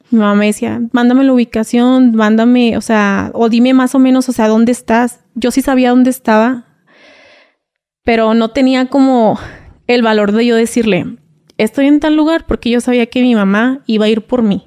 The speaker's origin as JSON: {"language": "Spanish", "town": "Reynosa", "region": "Tamaulipas", "country": "Mexico", "also_born_or_lived": "Veracruz", "moved": "as an adult", "said": "yo soy de Reynosa, Tamaulipas. Viví ahí, residí ahí todo."}